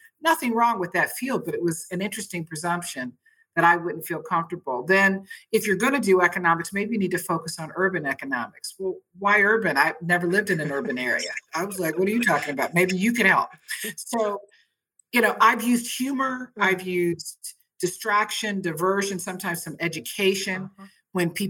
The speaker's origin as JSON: {"language": "English", "region": "Berlin", "country": "Germany", "tie": "born or raised there", "also_born_or_lived": "Austria", "said": "how to live overseas as I was raised in Berlin and Austria and different parts of Europe in the military setting."}